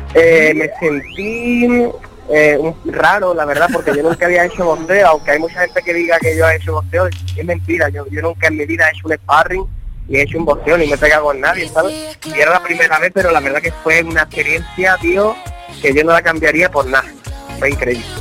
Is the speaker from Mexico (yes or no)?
no; Andalusia, Spain; moved away; mi tierra Andalucía